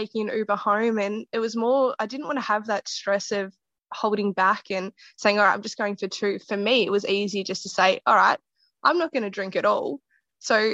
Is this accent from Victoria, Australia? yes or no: yes; Geelong, Victoria, Australia; my hometown in Geelong